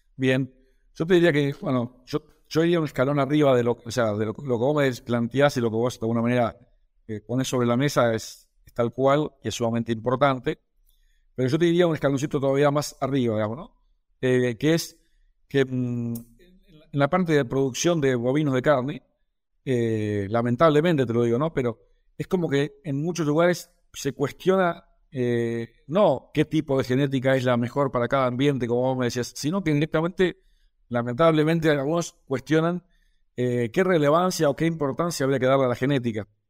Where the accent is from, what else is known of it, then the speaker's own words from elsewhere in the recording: Argentina; soy médico veterinario de Argentina